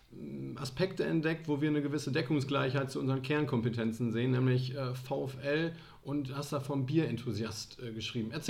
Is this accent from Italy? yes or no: yes; Italy; now in Osnabrück, Germany; zum Glück komme ich ja aus den Dolomiten